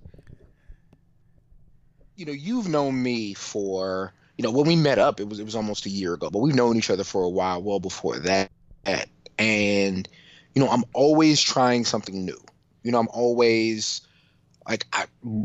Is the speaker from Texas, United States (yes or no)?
yes; San Antonio, Texas, United States; now in Austin, United States; We grew up in San Antonio